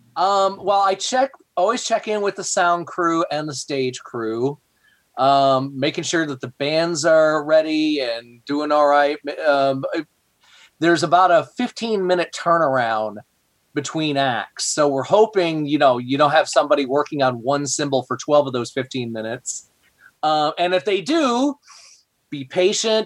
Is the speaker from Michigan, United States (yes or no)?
yes; Flint, Michigan, United States; now in Fishers, United States; I grew up in Flint, Michigan